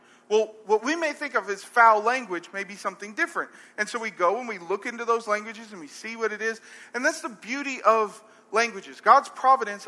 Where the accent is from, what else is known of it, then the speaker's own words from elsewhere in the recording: Arab, Alabama, United States; I'm from Arab